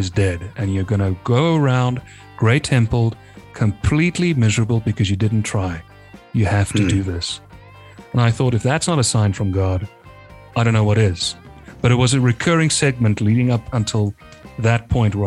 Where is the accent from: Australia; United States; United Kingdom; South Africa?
South Africa; I'm from South Africa